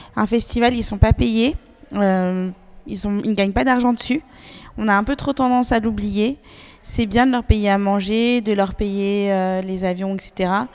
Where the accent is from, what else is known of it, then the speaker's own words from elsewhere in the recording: Paris, Île-de-France, France; chez nous, à Paris